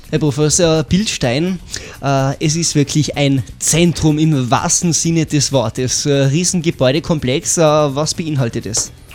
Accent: Tyrol, Austria; bei uns in Tirol

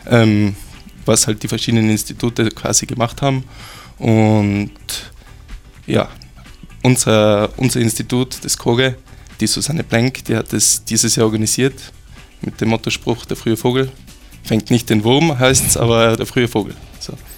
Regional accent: Austria; bei uns in Österreich

